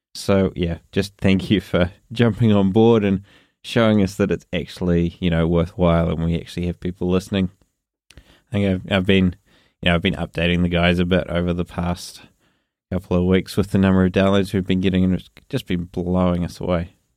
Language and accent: English; New Zealand; accent: New Zealand; my New Zealand accent